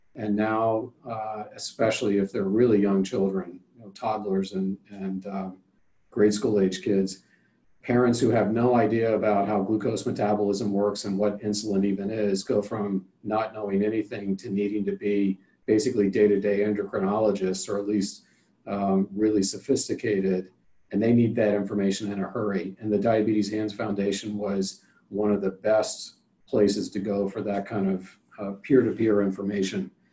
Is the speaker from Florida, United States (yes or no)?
no; Cincinnati, Ohio, United States; also born or lived in Cleveland; growing up in Cincinnati during the, the height of the Big Red Machine